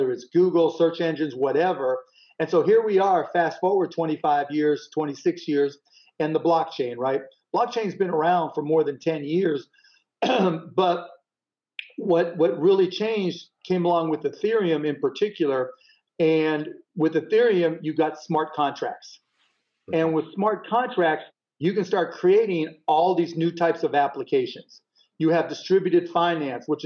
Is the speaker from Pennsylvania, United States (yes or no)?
yes; Pittsburgh, Pennsylvania, United States; I grew up in Pittsburgh